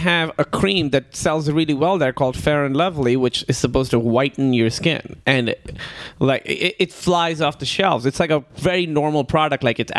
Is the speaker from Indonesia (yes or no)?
no; Karachi, Sindh, Pakistan; moved away as an adult; also born or lived in Chicago; now in United States; I was born and raised in Pakistan, which was a British colony. It was very hot there and just so poor over there.